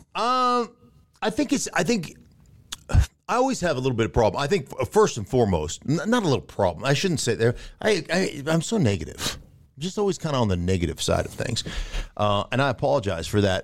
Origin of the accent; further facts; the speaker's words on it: Alaska, United States; I grew up in Alaska